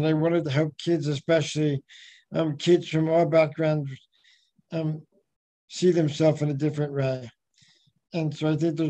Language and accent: English; California, United States; also born or lived in Beijing, China / Auckland, New Zealand / Spain; Well, you know, I came from California, but I've lived all over the world. I was in Beijing before that, in Auckland in Spain, and then back to China and California